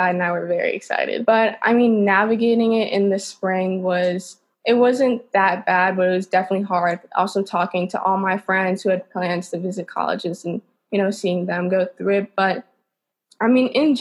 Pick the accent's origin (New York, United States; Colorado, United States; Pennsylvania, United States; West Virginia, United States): New York, United States; New York City; I'm from New York City. I live in Manhattan. I've lived here my entire life.